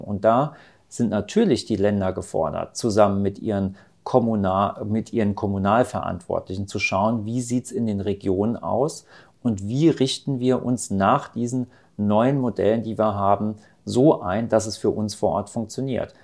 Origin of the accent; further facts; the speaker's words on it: Rhineland-Palatinate, Germany; in Rheinland-Pfalz, wo ich herkomme